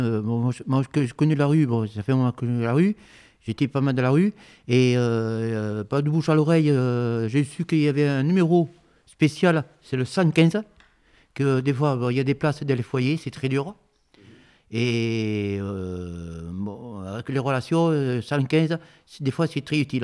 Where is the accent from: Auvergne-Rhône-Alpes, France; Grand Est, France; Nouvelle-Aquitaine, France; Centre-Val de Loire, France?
Nouvelle-Aquitaine, France; Bordeaux; also born or lived in Bègles; Et je suis origine de Bordeaux. Je suis d'origine d'ici. Je voyageais pas mal. Bon, je suis né à Bègle, après Bordeaux.